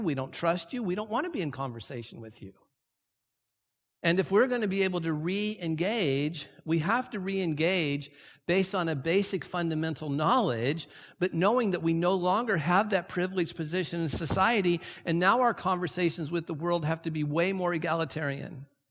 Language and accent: English; Santa Ana, California, United States; I grew up here in Santa Ana